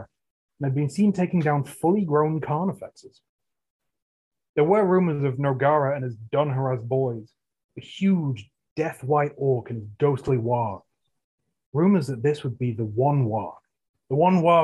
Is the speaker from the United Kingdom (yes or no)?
yes; England, United Kingdom; I'm English